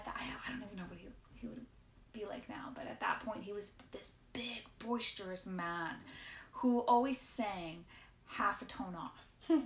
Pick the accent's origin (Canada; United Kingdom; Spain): Canada; Medicine Hat, Alberta; moved away as an adult; also born or lived in Newfoundland / Iceland; Born and raised, in Medicinette, Alberta, which not a lot of us are, actually.